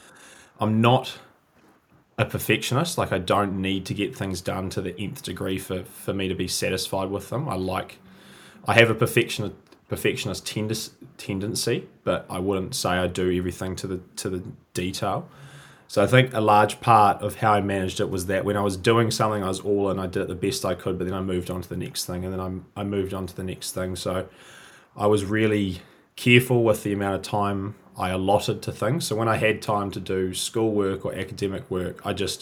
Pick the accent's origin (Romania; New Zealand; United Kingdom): New Zealand; Auckland; also born or lived in Sydney, Australia; I was born and raised in New Zealand. I was born in Auckland in the big city and have pretty much lived in New Zealand my entire life.